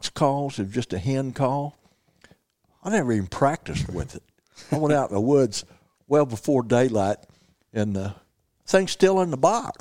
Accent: Missouri Bootheel, United States; also born or lived in Ozarks; I was raised down in Missouri boot heels

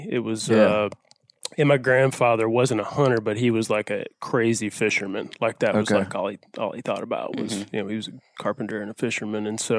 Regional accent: the Delta, East Arkansas, United States; I grew up very much a traditional Arkansas upbringing. I'm from East Arkansas in the Delta, and I grew up hunting and fishing over there with my dad.

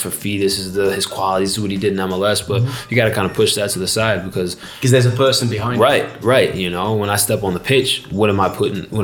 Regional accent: Jamaica; also born or lived in United States; So I think, look, I I'm Jamaican through and through.

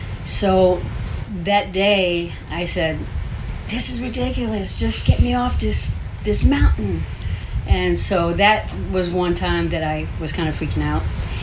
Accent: Houston, Texas, United States; we are from Houston, Texas.

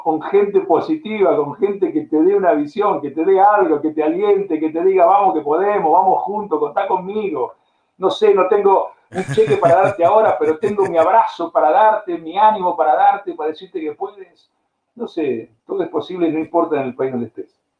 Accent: Argentina; moved away as an adult; also born or lived in Spain / United States / Bulgaria / Brazil; en, Argentina, en la, en la peor época de mi país

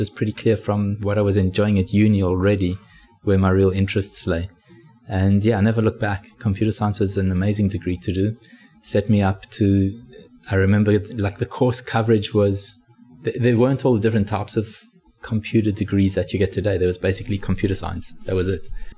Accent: Johannesburg, Gauteng, South Africa; moved away as an adult; now in Australia; I was originally from Johannesburg in South Africa. I studied at Wits University computer science.

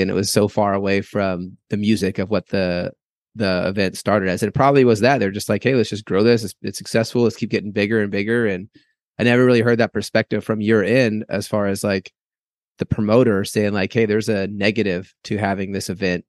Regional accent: Humboldt County, California, United States; I grew up in Humboldt County

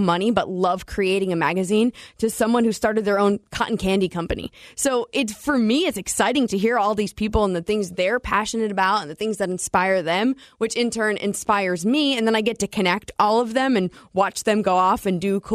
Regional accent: New Jersey, United States; I'm born and raised in Jersey

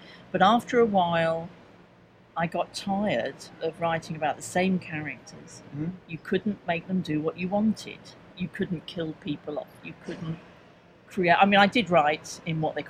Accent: London, United Kingdom; I come from London, as you may guess from the accent

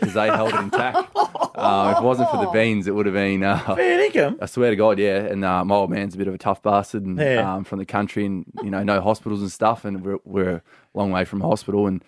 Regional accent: Dongara, Western Australia, Australia; also born or lived in Perth, Australia; we're both from Dongra.

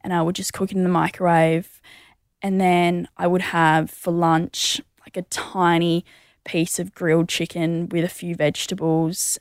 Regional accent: Mundaring, Western Australia, Australia; I grew up in the hills of Mundaring

